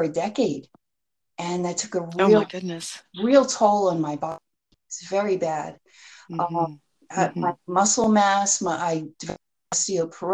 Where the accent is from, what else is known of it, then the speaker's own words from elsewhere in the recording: New Jersey, United States; moved away as an adult; also born or lived in Florida; I grew up in New Jersey, and I lived here most of my life, and then I moved to Florida for about 16 years, and I just recently moved back to New Jersey